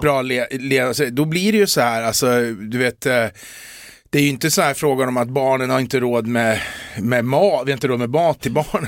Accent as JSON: {"language": "Swedish", "town": "Eskilstuna", "region": "Södermanland", "country": "Sweden", "said": "jag är från Eskilstuna, men en del som tar mig för stockholmare."}